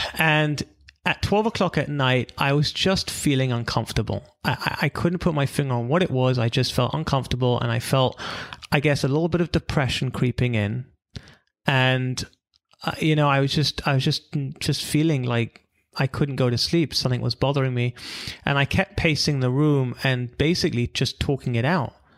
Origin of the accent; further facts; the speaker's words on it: London, United Kingdom; moved away as an adult; also born or lived in Israel / California; I'm from London originally.